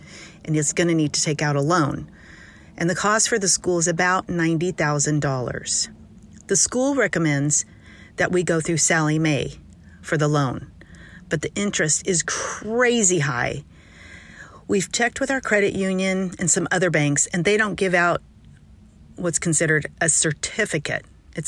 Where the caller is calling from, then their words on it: San Diego, California, United States; I'm from San Diego.